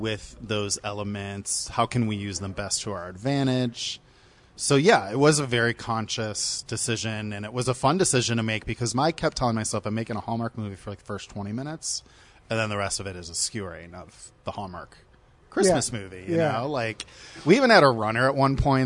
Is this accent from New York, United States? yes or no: no; Ohio, United States; I'm from the Midwest. I'm from Ohio. So we had a lot of snow and stuff. So I like grew up in a big Irish Catholic house.